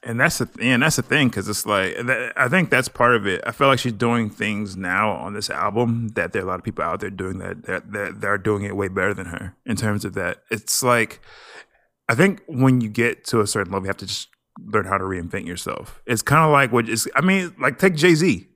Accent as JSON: {"language": "English", "country": "Nigeria", "said": "I'm Nigerian."}